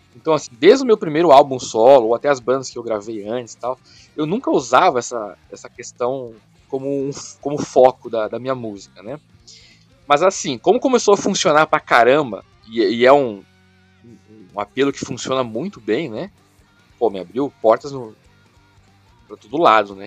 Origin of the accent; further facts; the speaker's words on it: Brazil; sou brasileiro